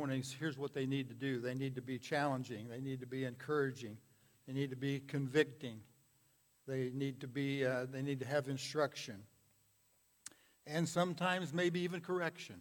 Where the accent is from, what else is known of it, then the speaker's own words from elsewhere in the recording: United States; I was born here in the United States of America.